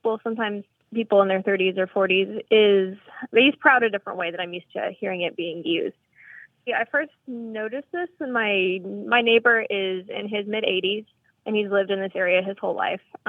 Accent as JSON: {"language": "English", "region": "Indiana", "country": "United States", "moved": "yes", "lives_now": "Marshall, United States", "said": "I am not originally from Arkansas. I'm originally from Indiana."}